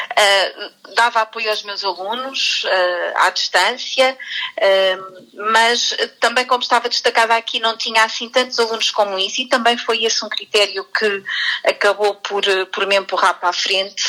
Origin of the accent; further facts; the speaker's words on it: Alcanena, Santarém District, Portugal; eu sou da Alcanena e estou cá destacada este ano